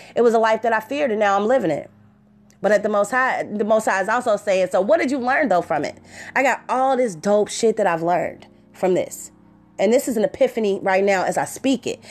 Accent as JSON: {"language": "English", "town": "Cincinnati", "region": "Ohio", "country": "United States", "said": "I'm from Cincinnati"}